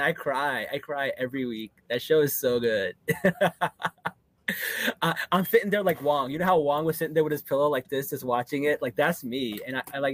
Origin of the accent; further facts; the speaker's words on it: New Jersey, United States; I'm from Jersey.